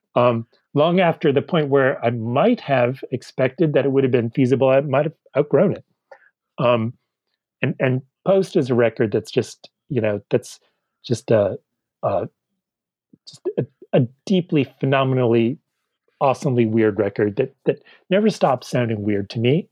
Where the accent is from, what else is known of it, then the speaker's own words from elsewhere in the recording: Boston, Massachusetts, United States; I'm from Boston